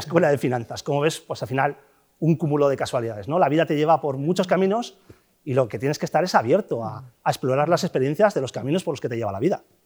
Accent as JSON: {"language": "Spanish", "town": "Castro Urdiales", "region": "Cantabria", "country": "Spain", "tie": "born or raised there", "also_born_or_lived": "Bilbao / Santander", "moved": "yes", "said": "Nací en Bilbao, sí, nací en Bilbao, pero soy de Castro."}